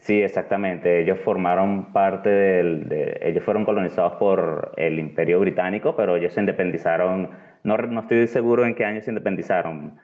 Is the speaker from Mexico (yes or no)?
no; Venezuela; accent: Venezuelan; moved away as an adult; also born or lived in Caracas; now in Malta; nuestro acento es muy, muy particular y es muy reconocible